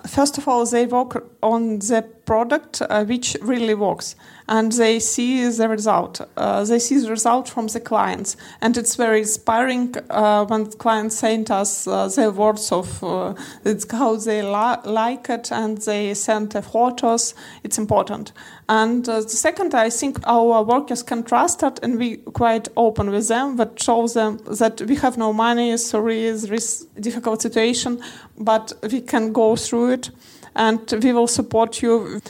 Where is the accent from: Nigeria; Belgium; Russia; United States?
Russia; Moscow; I'm from Russia, Moscow.